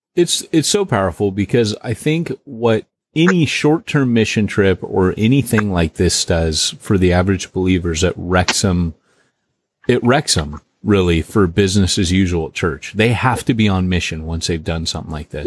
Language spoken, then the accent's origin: English; California, United States; I grew up in California as a Christian here